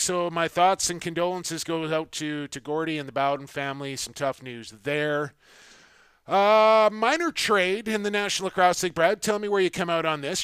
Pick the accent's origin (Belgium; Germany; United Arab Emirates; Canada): Canada; now as Canadian